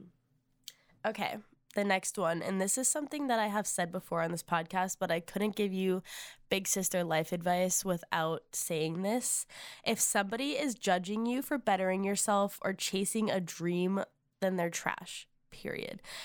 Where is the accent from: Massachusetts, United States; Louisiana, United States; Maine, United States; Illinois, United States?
Massachusetts, United States; moved away as an adult; now in Nashville, United States; We are originally from Massachusetts, so we are living far away from home.